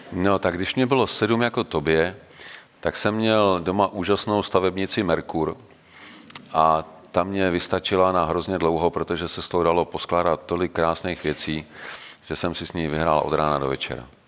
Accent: Czechia; jako Češi

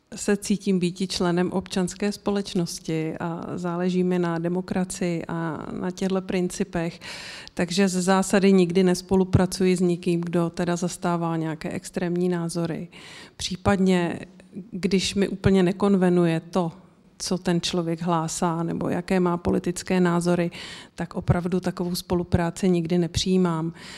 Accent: Czechia; my jako Češi

